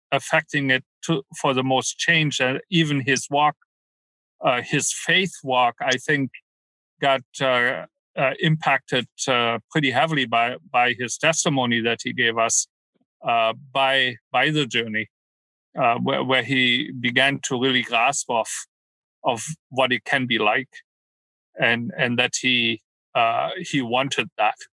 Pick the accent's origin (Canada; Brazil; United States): Canada; also born or lived in Germany; Well, way back when. I'm Canadian.